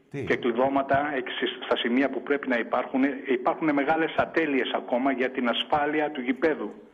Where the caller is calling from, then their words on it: Kallithea, Attica, Greece; από την Καλυθέα